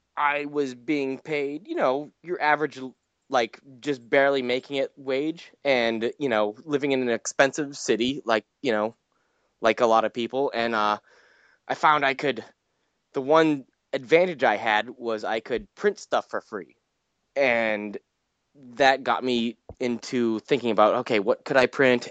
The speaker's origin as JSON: {"language": "English", "region": "New England", "country": "United States", "said": "I'm from New England."}